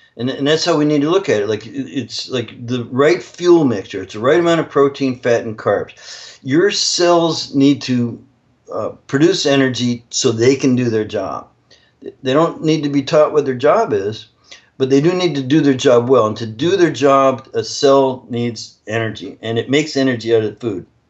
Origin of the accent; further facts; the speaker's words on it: Canada; I'm actually Canadian